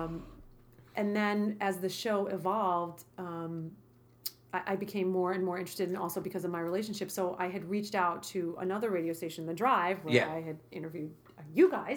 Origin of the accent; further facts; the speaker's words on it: New York City, New York, United States; moved away; growing up in Brooklyn